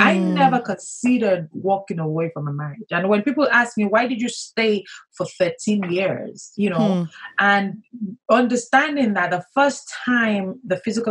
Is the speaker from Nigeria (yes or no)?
yes; southwestern Nigeria, Nigeria; Born and raised in Nigeria to academic parents.